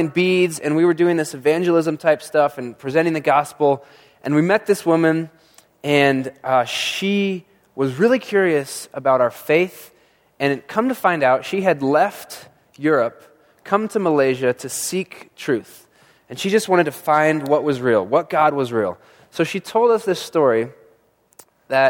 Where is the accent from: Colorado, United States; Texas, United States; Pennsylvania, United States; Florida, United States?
Colorado, United States; Monument; now in Colorado Springs, United States; I grew up in Monument where there's just tons of snow